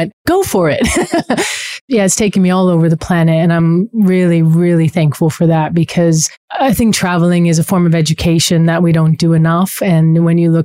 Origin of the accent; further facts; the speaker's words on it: Los Angeles, California, United States; also born or lived in New Zealand; My parents are both Kiwis. They were born in Christchurch, but my sister and I were born in LA. So we grew up sort of being Kiwi American